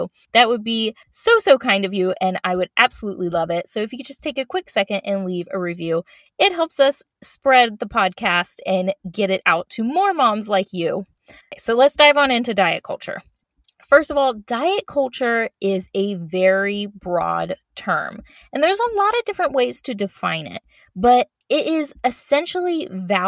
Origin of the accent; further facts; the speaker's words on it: Florida, United States; moved away as an adult; I was born and raised in Florida